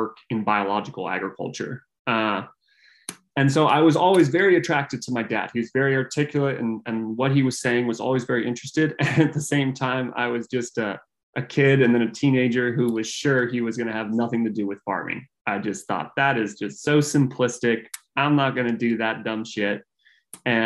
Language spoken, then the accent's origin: English; Northern California, United States; I grew up in Northern California